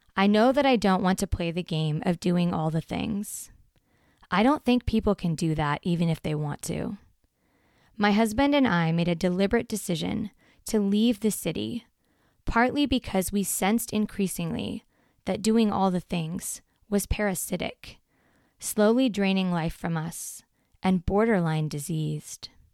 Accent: Portland, Oregon, United States; Since fourth grade, when we moved to Portland from Southern Oregon

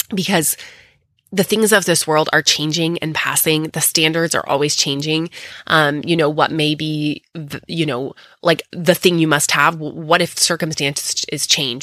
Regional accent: Texas, United States; coming to you next time from my hometown in Texas.

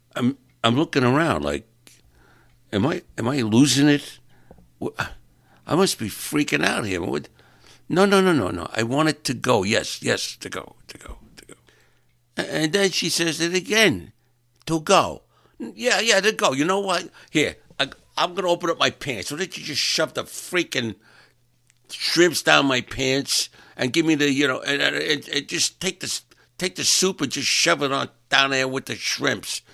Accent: New York, United States; moved away; I'm from New York and I talk a little different

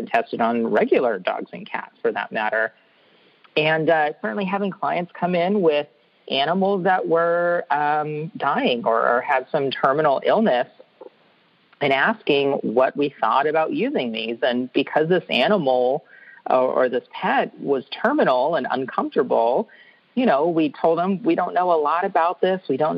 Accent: California, United States; I came from California, and marijuana is legal for 21 and up adults for recreational uses

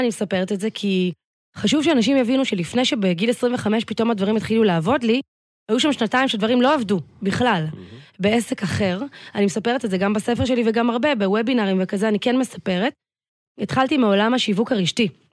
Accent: Tel Aviv, Tel Aviv District, Israel; גדלתי בצפון תל אביב תמיד

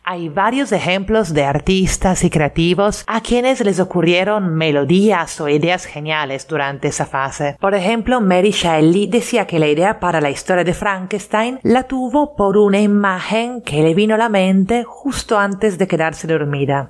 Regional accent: Italy; now in Lima, Peru; italiana residente en Lima

